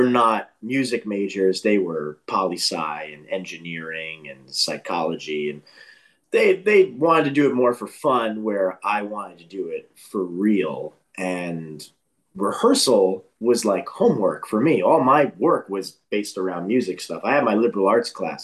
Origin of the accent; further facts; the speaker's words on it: New York, United States; moved away as an adult; also born or lived in Boston; I'm originally from New York and was one of those kids that was doing a lot of musical things throughout elementary school, middle school, high school